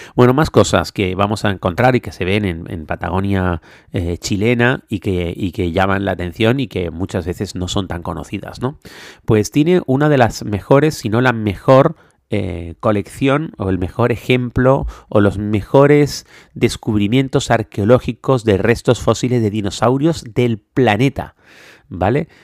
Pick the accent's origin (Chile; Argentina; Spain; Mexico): Spain; Canary Islands; los que somos canarios